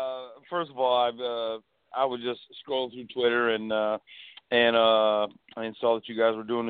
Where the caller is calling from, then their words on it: St. Petersburg, Florida, United States; I'm out of Tampa area, St. Pete